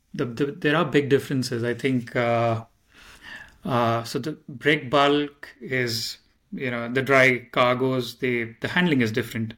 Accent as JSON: {"language": "English", "town": "Mumbai", "region": "Maharashtra", "country": "India", "said": "I come from Mumbai, India"}